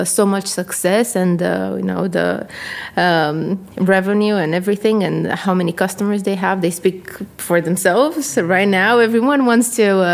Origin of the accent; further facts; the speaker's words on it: Constanța, Constanța County, Romania; moved away as an adult; also born or lived in United States; now in United Kingdom; I am from a country called Romania in Eastern Europe, from a city at the sea. It's called Constanța